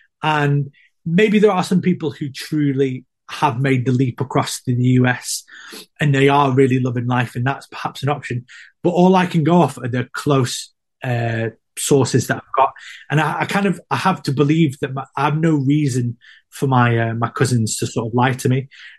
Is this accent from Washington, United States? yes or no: no; California, United States; I don't know if it's a racial thing or if they don't like me because I'm from California. And you think, what's this West Coast hippie doing here?